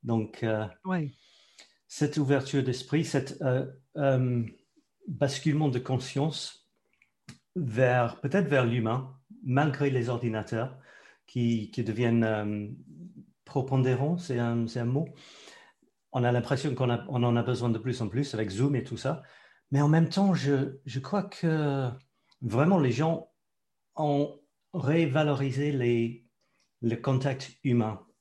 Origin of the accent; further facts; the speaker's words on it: London, United Kingdom; French is a second language; moved away as an adult; also born or lived in Scotland; now in France; je suis né en Écosse. Je ne peux pas dire que je suis anglais. Je dois dire que je suis écossais. Mais à l'âge de deux ans, mes parents ont déménagé euh, vers Londres.